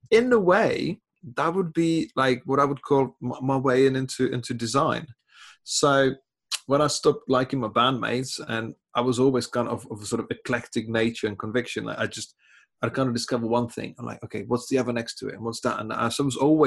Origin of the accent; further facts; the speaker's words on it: Czechia; English is a second language; moved away as an adult; now in England, United Kingdom; I was born in Czech Republic, living in England for 20 years